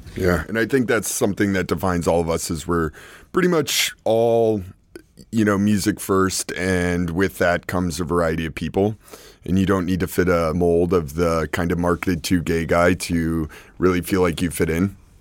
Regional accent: New York City, New York, United States; I'm here in New York City, from New York City

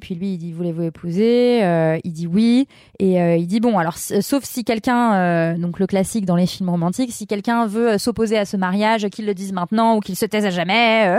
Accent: Lyon, Auvergne-Rhône-Alpes, France; now in Levallois, France; moi, je suis lyonnaise. Et du coup, Paris, j'ai pas grandi à Paris. J'ai grandi dans une ville grande, mais c'est pas Paris, c'est différent. C'est c'est plus à taille humaine, Lyon

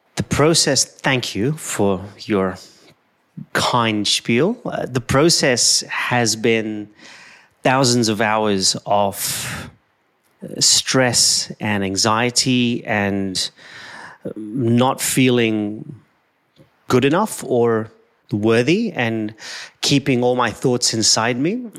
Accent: Kenya; I'm an Indian who was born in Kenya.

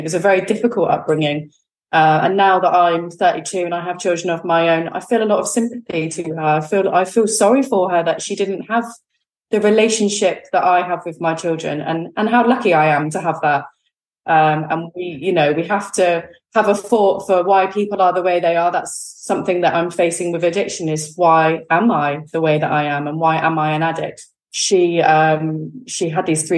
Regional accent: Exmouth, South West England, United Kingdom; also born or lived in Newton Abbot; So I now live in Newton Abbot. I grew up actually in Exmouth, which is a seaside town in Devon

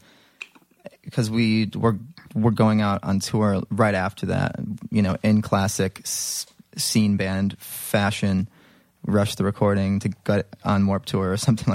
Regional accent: Libertyville, Illinois, United States; In the suburbs. A little town called Libertyville.

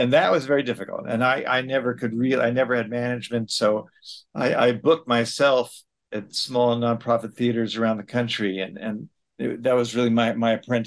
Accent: New York City, New York, United States; also born or lived in Chicago, Illinois; I was born here in New York City, lived here all my life, except for the brief period when I went to college

